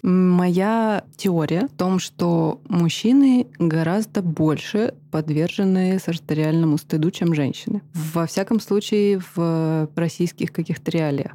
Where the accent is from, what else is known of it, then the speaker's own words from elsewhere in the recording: Karaganda, Karaganda Region, Kazakhstan; moved away; я выросла в Казахстане, в городе Караганда